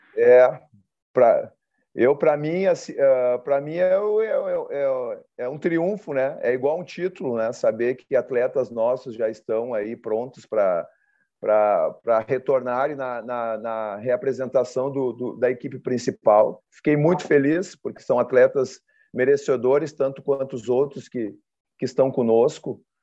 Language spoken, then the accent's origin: Portuguese; Porto Alegre, Rio Grande do Sul, Brazil; eu sou oriundo de Porto Alegre